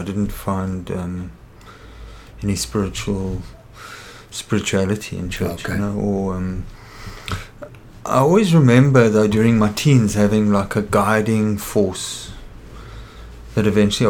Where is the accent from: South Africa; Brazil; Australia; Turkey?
South Africa; Kimberley, Northern Cape; moved away as an adult; now in Cape Town, South Africa; I was born in Kimberley.